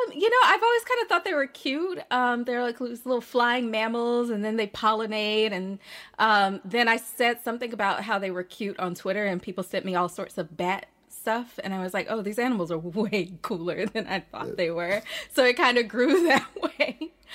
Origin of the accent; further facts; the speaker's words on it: Birmingham, Alabama, United States; also born or lived in Port Gibson, Mississippi / Harlem, New York; now in New York, United States; I am originally from Birmingham, Alabama, by way of Port Gibson, Mississippi, and I live